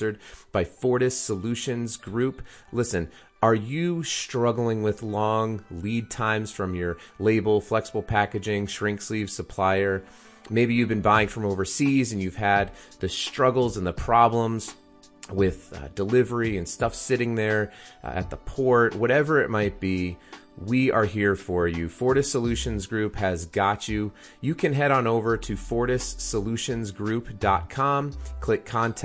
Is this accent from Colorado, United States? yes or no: yes; Colorado, United States; moved away as an adult; now in Utah, United States; I've only lived in Utah for like 3 years, so I still kind of claim Colorado because that's where I'm from